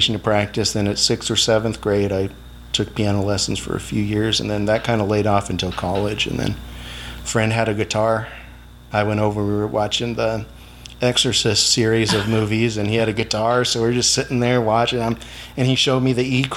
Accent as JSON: {"language": "English", "town": "Blythe", "region": "California", "country": "United States", "tie": "born or raised there", "also_born_or_lived": "Yuma, Arizona", "lives_now": "Mohawk Valley, United States", "said": "I was born here, but I only lived here until about 2 years out in the North Yuma Valley. And I grew up in Blythe, which is just up the river a ways"}